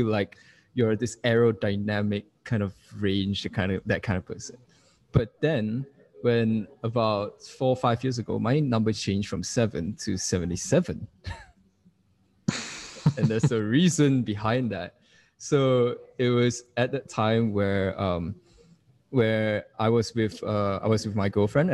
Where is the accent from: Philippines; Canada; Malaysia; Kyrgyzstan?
Malaysia; moved away as an adult; also born or lived in Wales; I am from Malaysia, and I am currently 25 years old